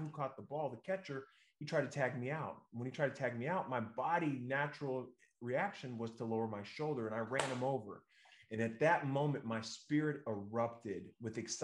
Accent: Northern California, United States; we're from Northern California

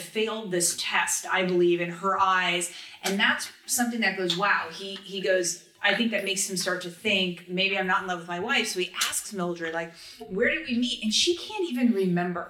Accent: Los Angeles, California, United States; born or raised there

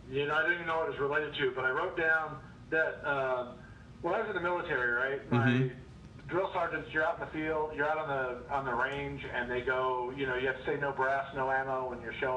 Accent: Southwest, United States; I'm from the Southwest.

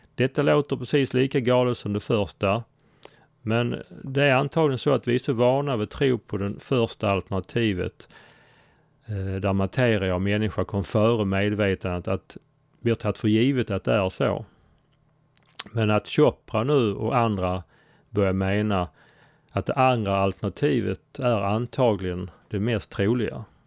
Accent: Sweden; Jag är svensk

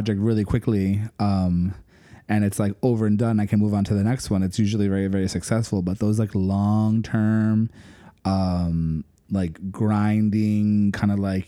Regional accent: Miami, Florida, United States; accent: Miami; my Miami accent

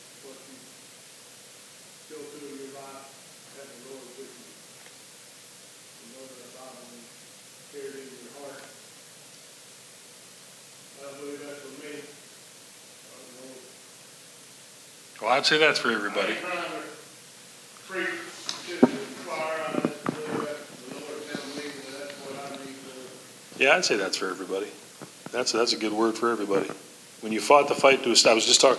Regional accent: Canada; born or raised there

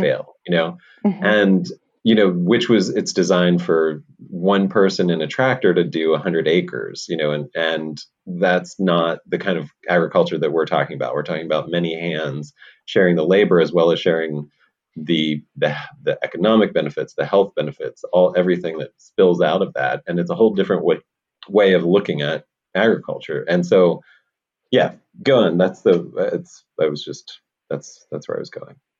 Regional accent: Pennsylvania, United States; I'm from Pennsylvania, a small valley in in the mm. south central part of Pennsylvania

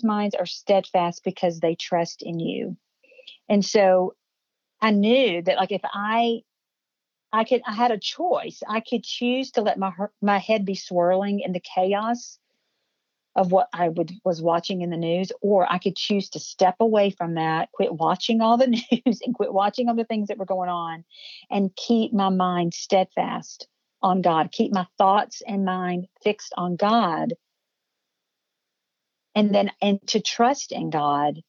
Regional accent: Cookeville, Tennessee, United States; here in my hometown

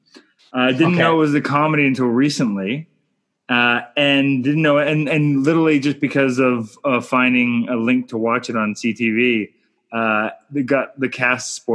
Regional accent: Canada; I'm Canadian filmmaker

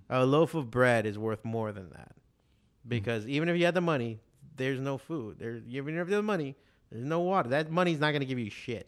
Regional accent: Miami, Florida, United States; also born or lived in Chicago; growing up in Miami

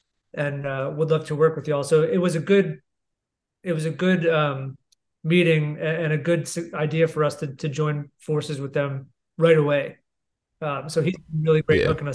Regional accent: New Jersey, United States; moved away; I'm from New Jersey originally

